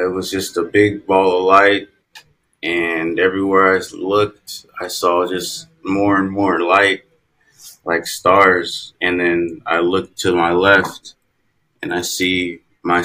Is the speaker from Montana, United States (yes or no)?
no; California, United States; also born or lived in Minnesota; now in Houston, United States; I'm originally from California, and I live in Houston, Texas now.